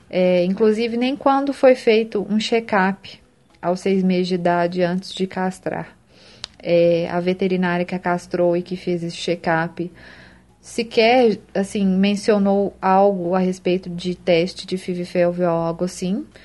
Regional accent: Belo Horizonte, Minas Gerais, Brazil; eu sou de Belo Horizonte

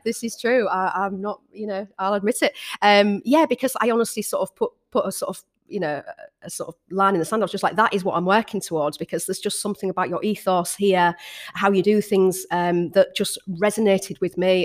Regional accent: Hull, Yorkshire and the Humber, United Kingdom; moved back to Hull, my hometown

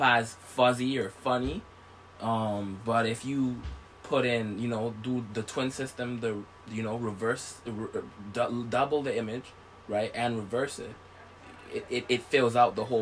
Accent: St. Vincent & Grenadines; I was born in St. Vincent

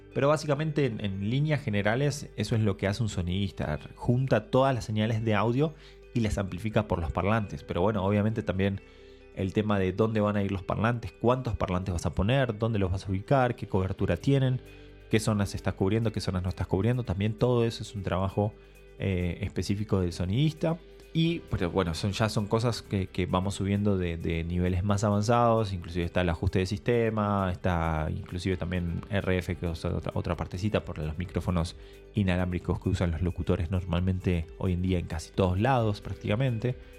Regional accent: Argentina; moved away; vengo de Argentina

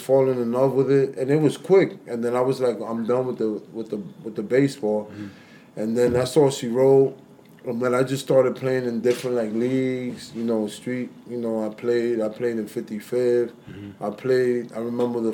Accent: New York City, New York, United States; both of my parents, they're Dominican, but I was born here in New York City

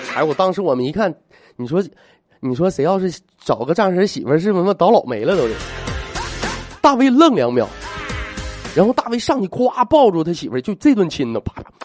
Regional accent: Northeast China, China; 我作为一个东北人来讲

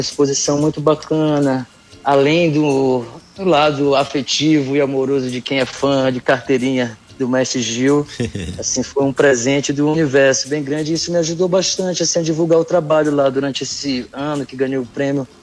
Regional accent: São Luís, Maranhão, Brazil; moved away as an adult; also born or lived in Ottawa; now in Canada; sou de São Luís do Maranhão, nascido, criado, muito enraizado aqui com o meu estado, com minha cidade

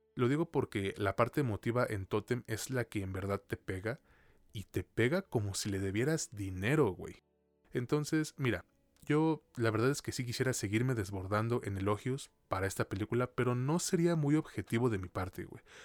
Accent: Mexico; a mí como mexicano

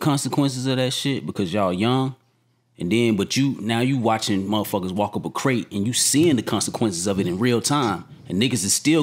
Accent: Georgia, United States; I grew up in Georgia

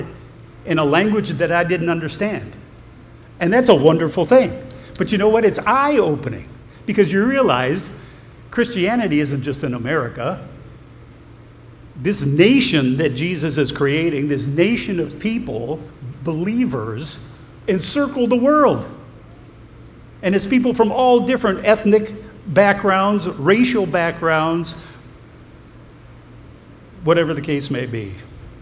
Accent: Ohio, United States; I'm an American. I'm from Ohio.

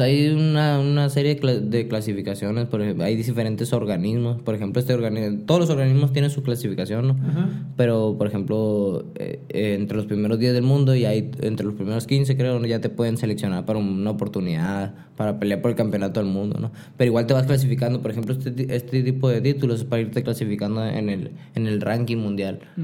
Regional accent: Hermosillo, Sonora, Mexico; also born or lived in Nogales / San Diego; yo nací aquí en Hermosillo

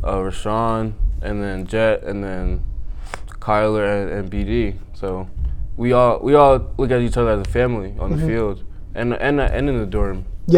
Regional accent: Reading, Pennsylvania, United States; moved away; I'm from Reading, PA.

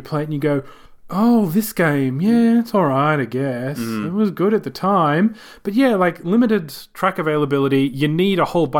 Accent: Australia; We're Australian.

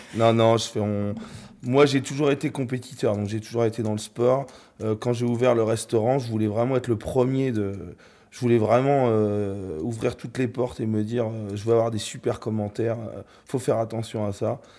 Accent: the North, Hauts-de-France, France; now in Normandy, France; je suis du Nord

